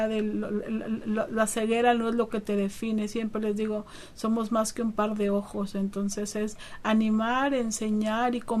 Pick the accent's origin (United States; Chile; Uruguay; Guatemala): United States; born there; soy originaria de México, pero nacida en los Estados Unidos, así es que aquí en la frontera vivo lo, mejor de los dos mundos.